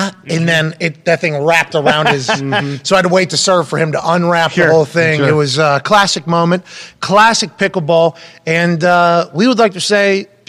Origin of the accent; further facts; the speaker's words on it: United States; I'm an American.